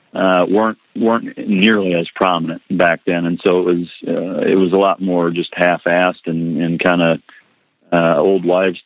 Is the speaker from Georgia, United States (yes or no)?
no; Iowa, United States; moved away; growing up in Iowa